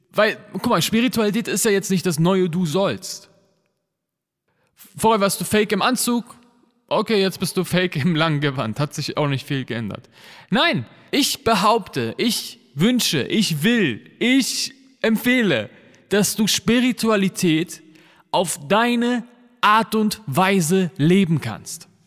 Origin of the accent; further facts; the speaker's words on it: Berlin, Germany; Weißt du, ich bin als Kanake in Neukölln aufgewachsen.